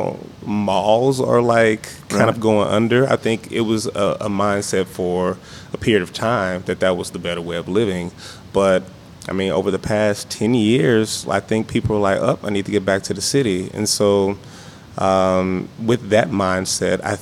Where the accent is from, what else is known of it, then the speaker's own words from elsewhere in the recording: East St. Louis, Illinois, United States; moved away; I'm from East St. Louis originally.